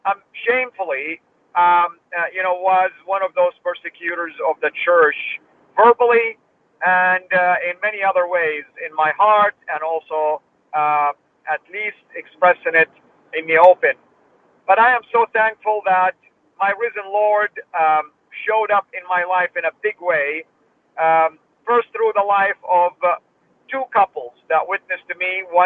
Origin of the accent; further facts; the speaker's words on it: Saudi Arabia; moved away; I was born in Saudi Arabia and I was raised there.